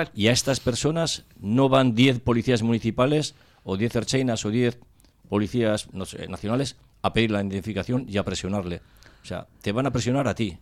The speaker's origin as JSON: {"language": "Spanish", "town": "Cáceres", "region": "Extremadura", "country": "Spain", "moved": "yes", "lives_now": "Basque Country, Spain", "said": "yo soy de Cáceres y he venido a, al País Vasco"}